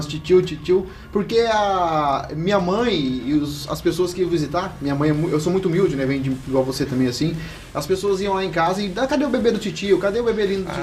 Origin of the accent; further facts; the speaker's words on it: Los Angeles neighbourhood, Vila Carlota, Mato Grosso do Sul, Brazil; a realidade da onde eu nasci e moro até hoje